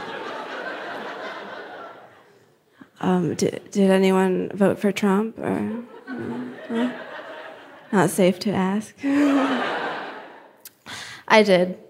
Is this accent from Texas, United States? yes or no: no; New Jersey, United States; I'm from Jersey